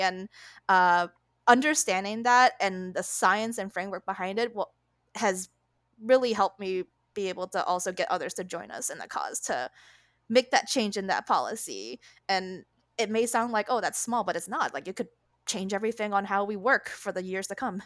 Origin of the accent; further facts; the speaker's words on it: Connecticut, United States; food I had growing up in Connecticut